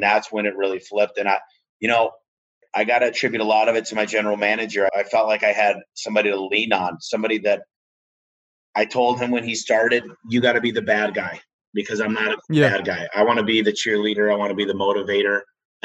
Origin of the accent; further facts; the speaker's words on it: Michigan, United States; moved away; I'm from Michigan originally, moved out here